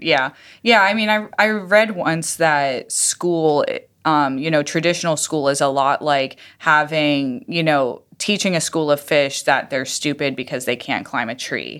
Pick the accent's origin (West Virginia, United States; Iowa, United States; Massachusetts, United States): Iowa, United States; moved away; I'm from Iowa